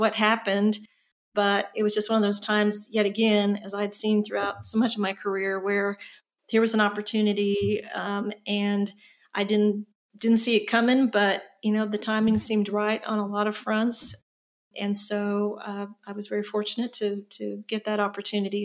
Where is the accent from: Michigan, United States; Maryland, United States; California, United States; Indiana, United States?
Indiana, United States; moved away as an adult; also born or lived in North Carolina; now in Austin, United States; I was born and raised in Indiana, so I'm a Hoosier by birth